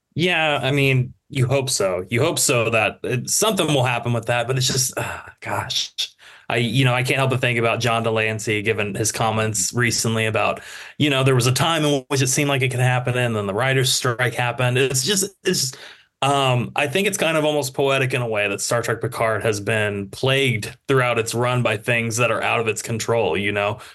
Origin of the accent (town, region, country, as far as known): United States